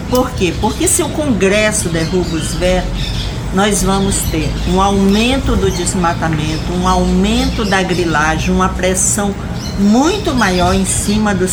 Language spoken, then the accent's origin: Portuguese; Rondônia, Brazil; Então, eu sou de Rondônia